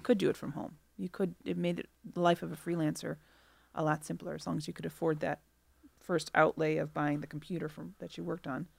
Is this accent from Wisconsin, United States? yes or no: yes; Milwaukee, Wisconsin, United States; moved away as an adult; also born or lived in Chicago, Illinois; I grew up in Milwaukee um, and went to college in Milwaukee, and then after college, I moved to Chicago and have been there for 20 years, and now I've returned to Milwaukee